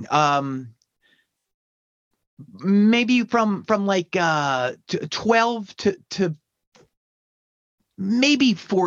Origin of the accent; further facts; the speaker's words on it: outside of Philadelphia, Pennsylvania, United States; I grew up outside of Philadelphia, maybe 35 miles northwest, very much like the Mennonite farm country.